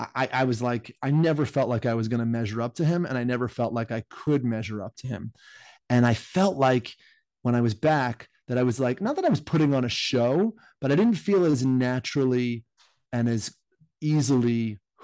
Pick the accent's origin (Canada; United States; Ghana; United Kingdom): United States; moved away; I grew up in the United States